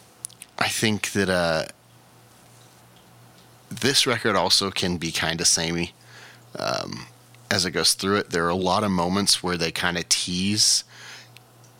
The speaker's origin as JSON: {"language": "English", "country": "United States", "said": "as a American"}